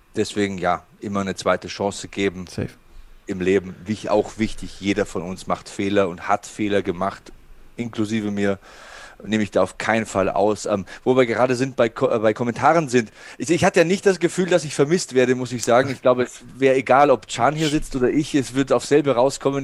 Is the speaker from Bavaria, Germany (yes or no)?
yes; Passau, Bavaria, Germany; also born or lived in Munich; bei uns in Passau gab es einen Boxverein